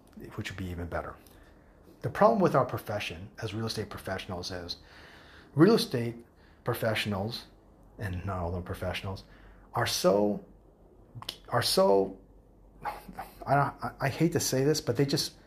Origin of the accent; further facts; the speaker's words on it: United States; first language English; moved away as an adult; I was raised in the United States